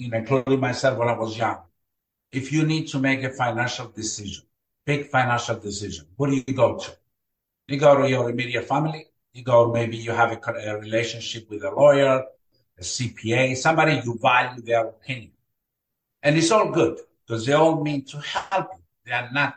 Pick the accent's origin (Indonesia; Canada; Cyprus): Cyprus; English is a second language; moved away as an adult; also born or lived in Greece / Bay Shore, New York, United States; now in Florida, United States; I was born and raised in Cyprus. I came to the United States in 1981